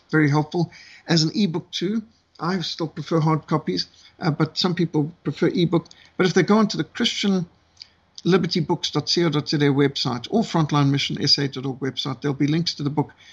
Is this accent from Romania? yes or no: no; Zimbabwe; I was brought up in Rhodesia, the old world.